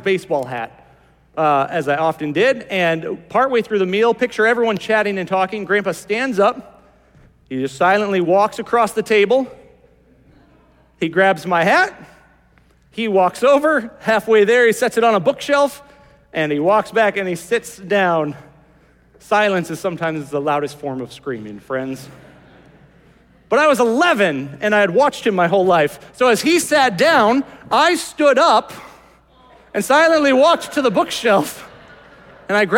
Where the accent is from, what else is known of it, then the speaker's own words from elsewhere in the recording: Morris, Iowa, United States; I remember growing up in Morris, Iowa